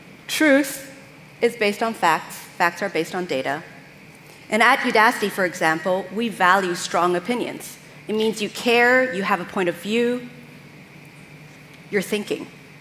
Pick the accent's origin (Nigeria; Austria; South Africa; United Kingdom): Austria; Vienna; also born or lived in California, United States; I'm from California, but I actually, let's see if this works. There we go. Grew up in Vienna, Austria.